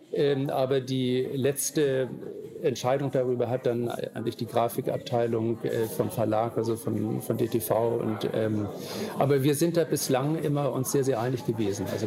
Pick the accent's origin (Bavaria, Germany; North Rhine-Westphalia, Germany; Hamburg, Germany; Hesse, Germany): Hamburg, Germany; born there; also born or lived in Amrum; lebe ja zum Teil in der Stadt, ähm, hier in Hamburg, bin hier auch geboren. Oder mein Vater sagte immer, wir sind keine Hamburger, sondern Altona.